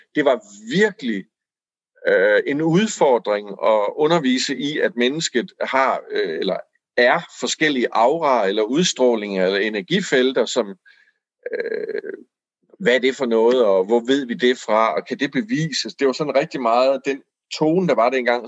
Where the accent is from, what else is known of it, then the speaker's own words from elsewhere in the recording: Aarhus, Central Denmark Region, Denmark; jeg voksede op i Aarhus